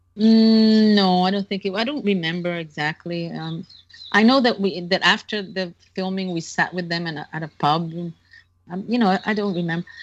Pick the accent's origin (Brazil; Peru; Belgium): Brazil; I'm 15. I'm from Brazil. I just arrived today